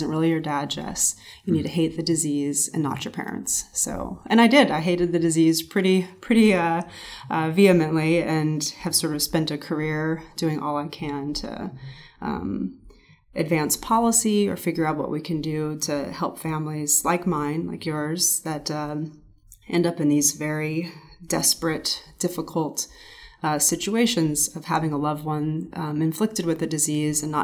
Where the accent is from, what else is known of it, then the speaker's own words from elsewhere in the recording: Anaheim, California, United States; I grew up in Anaheim and around there